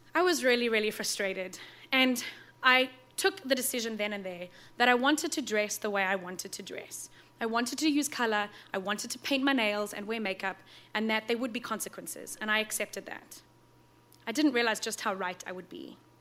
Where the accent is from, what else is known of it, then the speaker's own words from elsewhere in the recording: South Africa; moved away; Growing up in South Africa, in a part of the country that doesn't actually have seasons